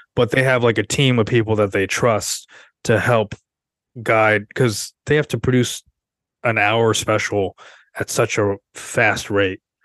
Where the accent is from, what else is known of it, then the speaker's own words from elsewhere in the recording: Seattle, Washington, United States; now in New York, United States; I'm from Seattle, where there's a lot of white people